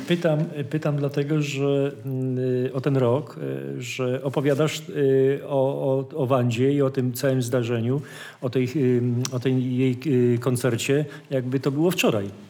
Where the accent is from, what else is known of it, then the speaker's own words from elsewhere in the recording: Wołów, Lower Silesian Voivodeship, Poland; jestem z Wołowa